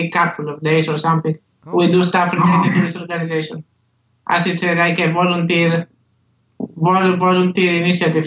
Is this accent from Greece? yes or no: yes; Greece; I'm from Poland, but I was born and I live in Greece.